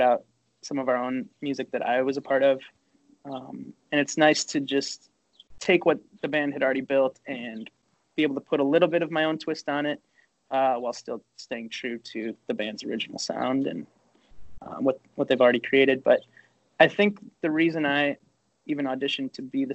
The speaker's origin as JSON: {"language": "English", "town": "Chicago", "region": "Illinois", "country": "United States", "tie": "born or raised there", "said": "We played Chicago, my hometown"}